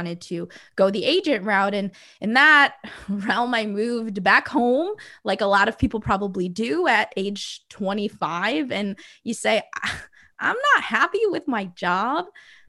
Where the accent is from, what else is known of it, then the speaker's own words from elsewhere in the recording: Midwest, United States; also born or lived in South Florida / Ontario; I grew up living in the Midwest, in South Florida. I actually went to a high school in Ontario.